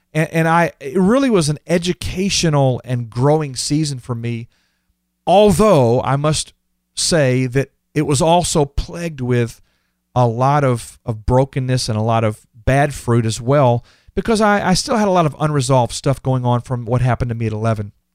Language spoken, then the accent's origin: English; Houston, Texas, United States; I was born and raised in Texas